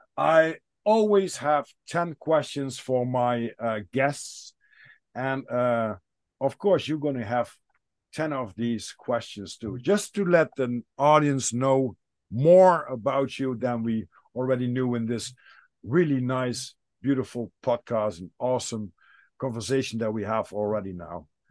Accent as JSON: {"language": "English", "country": "Netherlands", "said": "I'm from the Netherlands"}